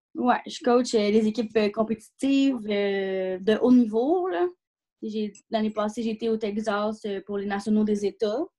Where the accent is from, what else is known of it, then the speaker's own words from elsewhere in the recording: Rosemère, Quebec, Canada; now in Blainville, Canada; moi, j'ai grandi à Rosemère